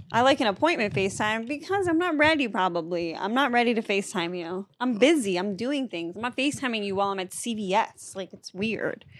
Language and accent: English; Massachusetts, United States; I'm from Massachusetts.